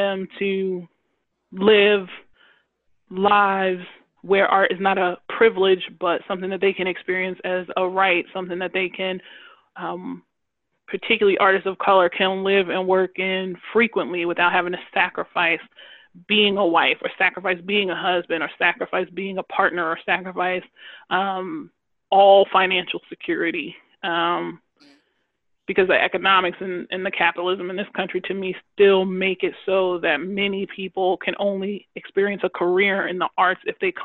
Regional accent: Long Island, New York, United States; I grew up on Long Island as a part of a large family

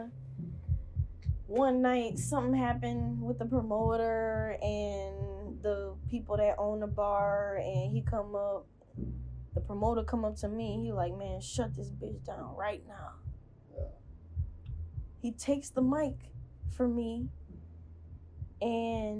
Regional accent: Baton Rouge, Louisiana, United States; I ended up going back to Baton Rouge. I'm from Baton Rouge.

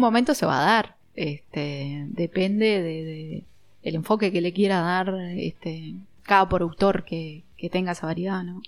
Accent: Uruguay; De Uruguay.

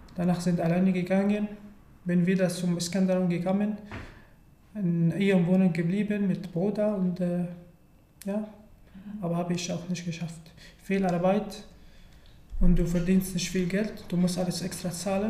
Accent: Syria; German is a second language; moved away as an adult; also born or lived in Turkey; now in Germany; ich komme aus Syrien und äh, ich wohne in Deutschland seit ungefähr drei Jahren

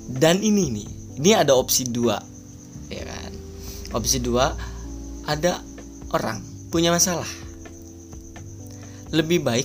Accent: Ciamis, West Java, Indonesia; siapa sih yang nggak kenal … di kota gua nih terutama kota Ciamis daerahnya Cikoneng bos gitu kan

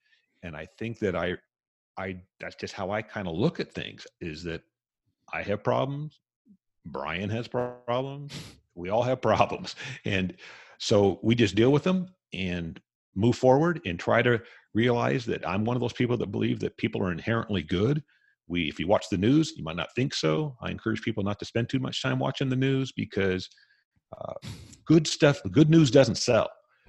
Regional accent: California, United States; also born or lived in Las Vegas, United States / Hawaii, United States; you got to remember, I grew up in Southern California, Las Vegas, Hawaii.

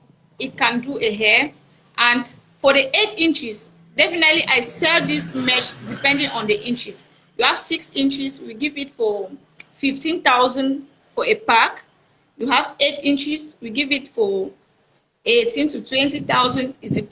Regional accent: Bafut, Northwest Region, Cameroon; now in Douala, Cameroon; from Northwest region, precisely from Bafut.

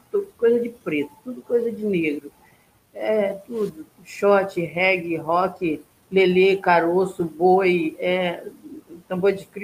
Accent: Maranhão, Brazil; now in Rio de Janeiro, Brazil; Eu vim lá do Rio de Janeiro só para me gravar alguns uns, uns é, ritmos maranhenses, porque eu não quero é, ficar é, é, é, eu quero pegar a, a, a, a essa riqueza nossa do Maranhão

